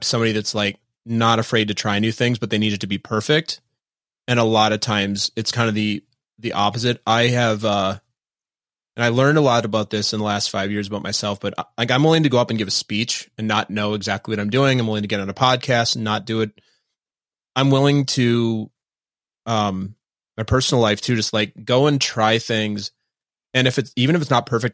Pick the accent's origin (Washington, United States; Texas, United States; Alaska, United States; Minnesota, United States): Minnesota, United States; moved away as an adult; also born or lived in East Coast; I grew up in Minnesota